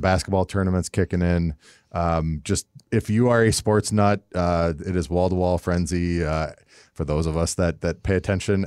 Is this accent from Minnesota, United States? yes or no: yes; Minnesota, United States; also born or lived in Canada; being from Minnesota and having lived in Canada